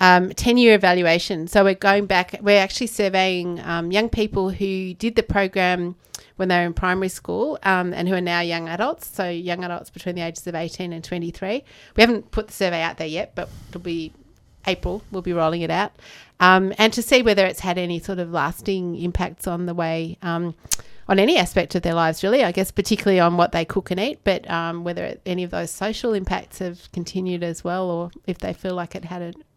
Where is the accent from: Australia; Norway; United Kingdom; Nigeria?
Australia; Melbourne, Victoria; And it wasn't something that I'd been as conscious of growing up in Melbourne.